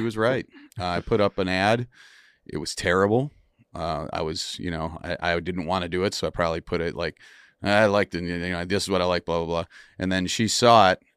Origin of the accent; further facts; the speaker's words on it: Wisconsin, United States; moved away; I grew up in Wisconsin